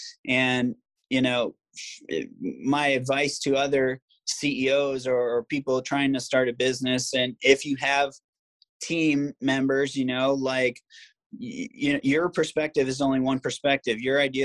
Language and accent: English; Virginia Beach, Virginia, United States; also born or lived in Maryland / Ohio; I'm from Virginia Beach originally, but okay. I live in Virginia Beach, Maryland, Ohio. I moved around a lot as a kid.